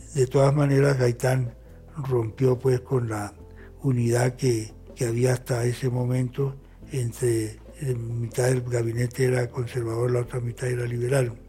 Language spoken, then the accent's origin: Spanish; Colombia